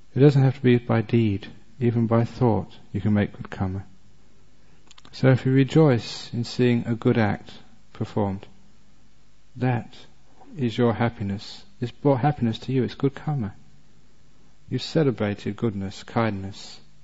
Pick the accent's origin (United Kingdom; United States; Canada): United Kingdom; England; I was born and brought up in England